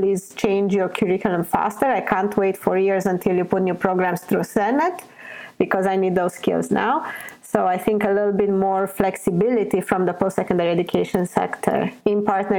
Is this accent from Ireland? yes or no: no; Newfoundland and Labrador, Canada; I was born in Newfoundland. I don't want to leave Newfoundland. This is where my roots are, where my family, where my friends.